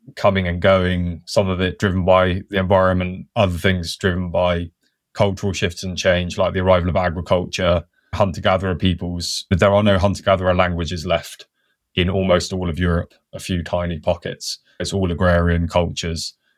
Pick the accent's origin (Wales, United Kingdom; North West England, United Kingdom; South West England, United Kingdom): South West England, United Kingdom; Wiltshire; I grew up on the Chalk Downlands in, in Wiltshire